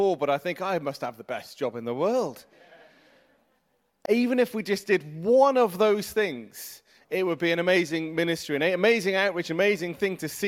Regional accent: Mid Wales, United Kingdom; also born or lived in Manchester; now in Cardiff, United Kingdom; I am originally from Mid Wales, was based with the message in Manchester for a number of years, and then I was able to move back to Wales 4.5 years ago

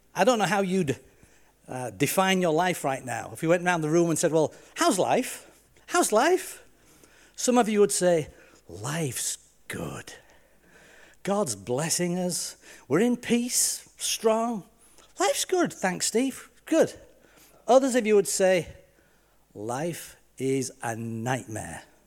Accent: Yorkshire and the Humber, United Kingdom; moved away; also born or lived in Leicester / Lancaster; I'm just proud of being Yorkshire.

